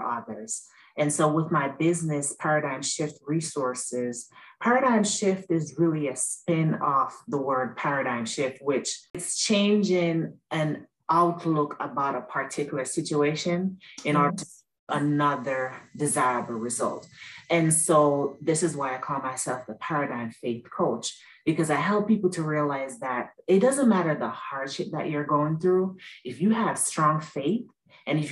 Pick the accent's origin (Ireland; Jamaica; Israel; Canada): Jamaica; now in Maryland, United States; I was born and raised in Jamaica.